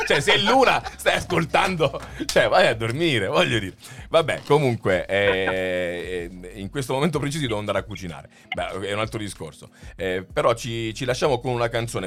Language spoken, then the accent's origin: Italian; Abruzzo, Italy; io chiaramente da buon abruzzese eh, sul suolo, vivente sul suolo abruzzese